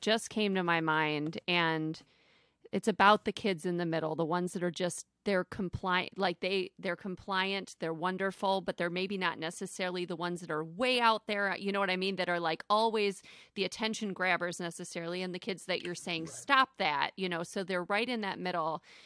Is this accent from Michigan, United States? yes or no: yes; Flint, Michigan, United States; I'm from Flint, Michigan